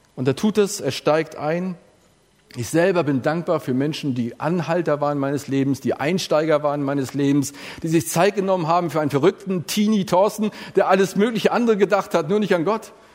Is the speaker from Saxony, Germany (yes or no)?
no; Elmshorn, Schleswig-Holstein, Germany; bei uns in der Gemeinschaft Elmshorn, wo ich groß geworden bin